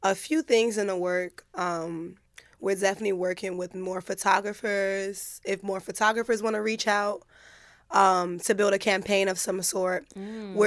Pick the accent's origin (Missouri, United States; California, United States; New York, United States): New York, United States; also born or lived in Jacksonville, Florida; I grew up partially in New York, more so in New York